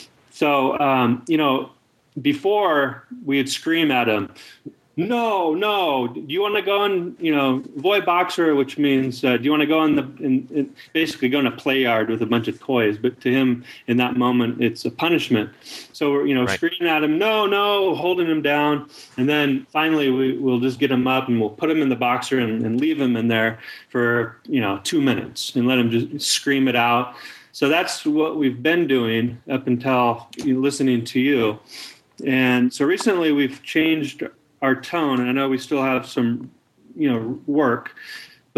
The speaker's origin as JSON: {"language": "English", "country": "United States", "tie": "born or raised there", "said": "I was born in America"}